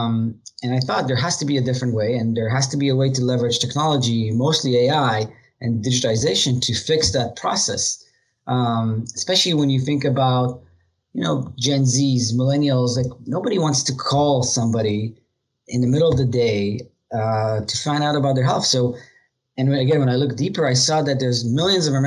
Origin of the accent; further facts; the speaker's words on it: Israel; moved away as an adult; now in United States; I was born in Israel. I'm the youngest of four brothers. Grew up there, joined the military like every other most people in Israel at 18